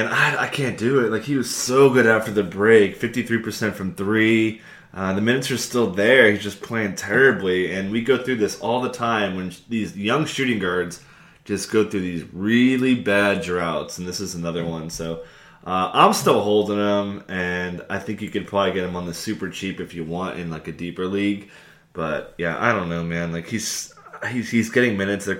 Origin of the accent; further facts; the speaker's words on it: East Coast, United States; moved away; I grew up on the East Coast, so I went to a lot of Knicks games, a lot of Nets games.